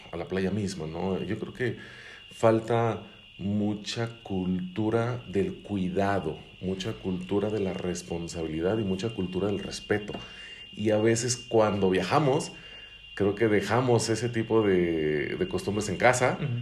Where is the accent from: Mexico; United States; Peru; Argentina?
Mexico; como mexicanos perdemos la capacidad de asombro